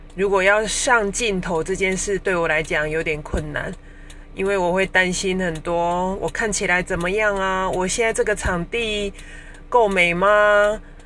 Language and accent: Chinese; Taichung, Taiwan; 我来自台中